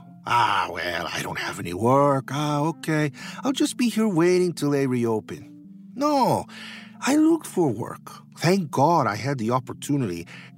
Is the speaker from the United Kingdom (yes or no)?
no; Taxco, Guerrero, Mexico; I am from Mexico, from the state of Guerrero. Taxco, Guerrero is a mining town. And even now, many of the streets are dirt roads. The only one paved is the highway to Iguala.